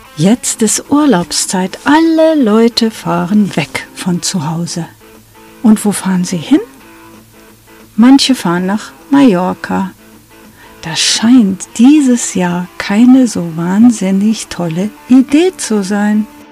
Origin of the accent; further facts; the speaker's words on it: Germany; erkannte man uns dennoch als Deutsche